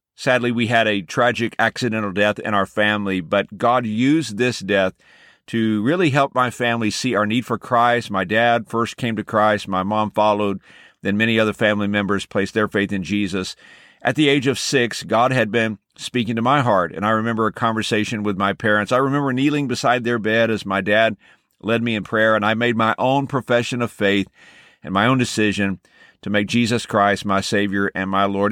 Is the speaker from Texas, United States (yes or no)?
yes; Texas, United States; moved away; also born or lived in Los Angeles; Growing up in the state of Texas